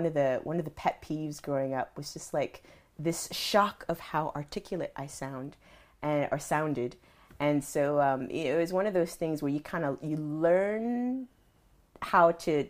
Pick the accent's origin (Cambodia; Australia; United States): United States; Charlotte, North Carolina; So I was in the IB program growing up in Charlotte.